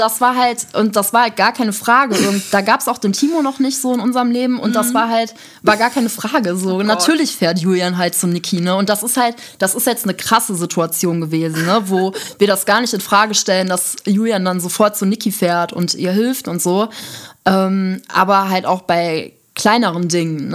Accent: Düsseldorf, North Rhine-Westphalia, Germany; moved away as an adult; now in Essen, Germany; ich komme ursprünglich aus Düsseldorf

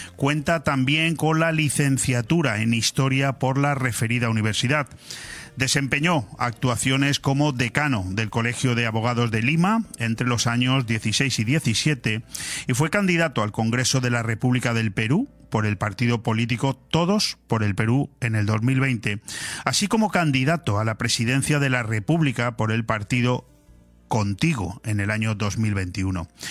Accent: Spain

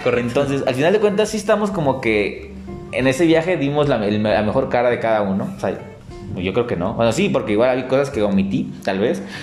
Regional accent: Tapachula, Chiapas, Mexico; now in Guadalajara, Mexico; regresas a donde naciste, donde te hallas, donde conoces todo, conoces a muchos

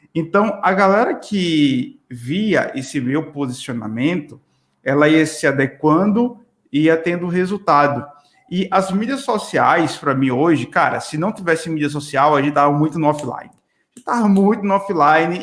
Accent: Pernambuco, Brazil; moved away; also born or lived in Natal, Rio Grande do Norte; eu sou de Natal. Então, assim, na verdade, sou pernambucano, mas morei muito tempo em Natal

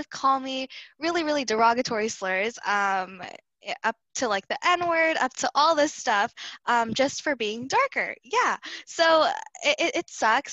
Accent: United States; But we also have one foot in being American

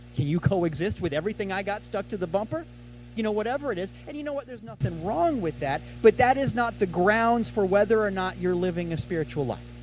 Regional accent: Kansas City, United States; now in Florida, United States; I'm from Kansas City

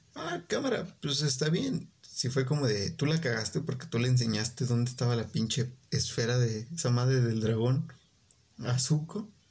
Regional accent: Mexico; como buen mexicano

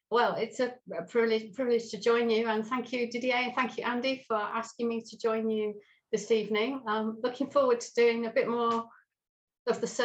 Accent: England, United Kingdom; also born or lived in Swindon / Truro / Lewes; So I was brought up pretty much in the south of England um, for the very early part of my life. I was born in Swindon, and then very quickly we moved to Truro, in the beautiful Cornwall.

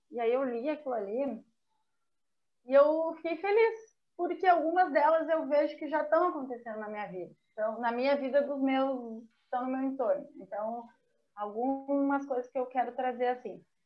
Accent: Brazil

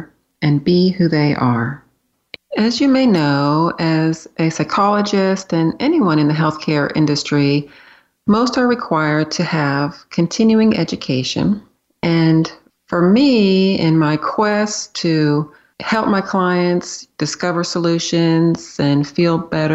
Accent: San Diego, California, United States; moved away as an adult; also born or lived in Florida / Pennsylvania; I grew up in San Diego, California, city kid

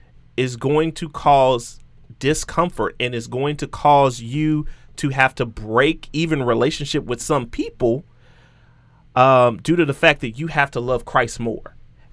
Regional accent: Houston, Texas, United States; Oh, I'm from Southwest A-Leaf, Texas. It's the SWAT, you know, like. That's a real thing.

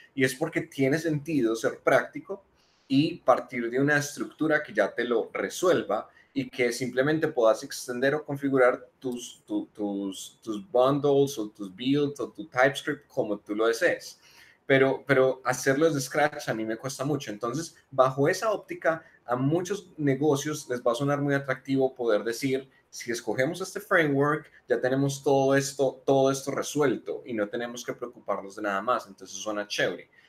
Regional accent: Manizales, Caldas, Colombia; moved away as an adult; now in Medellín, Colombia; Yo soy de Manizales, eh, vivo en Medellín hace tres años

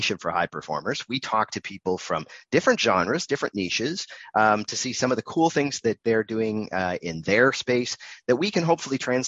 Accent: Canada; I'm Canadian as well.

